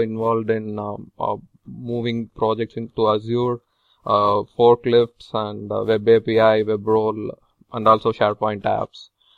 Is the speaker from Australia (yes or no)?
no; Tamil Nadu, India; moved away as an adult; now in Providence, United States; I'm from Tamil Nadu, southern part of India